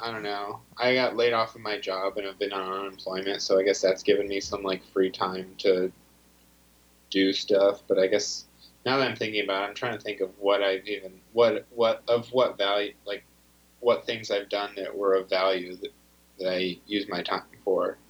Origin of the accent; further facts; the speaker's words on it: Ashland, Ohio, United States; now in New York City, United States; I'm from Ohio